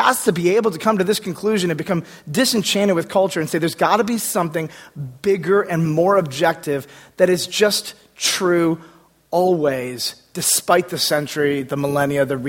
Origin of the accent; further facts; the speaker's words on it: United States; being an American in this place in this time